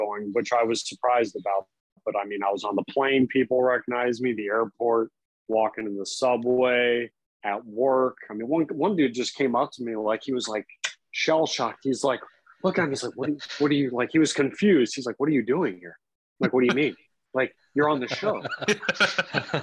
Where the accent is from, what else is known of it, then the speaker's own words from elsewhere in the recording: Florida, United States; also born or lived in New York / Chicago; growing up in Florida